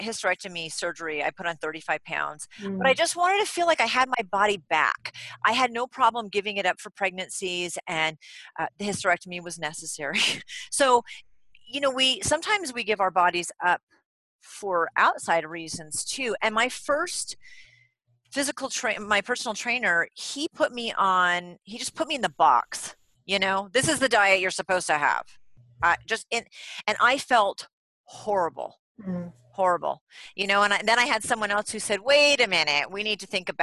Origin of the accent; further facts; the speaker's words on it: New England, United States; I'm from New England and we don't have accents